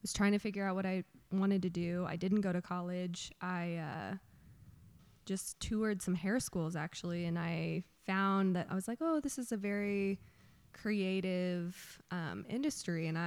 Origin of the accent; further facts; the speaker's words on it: Lee's Summit, Missouri, United States; also born or lived in Kansas City, Missouri; I grew up in Lee's Summit, Missouri for a majority of my life. Went to high school there.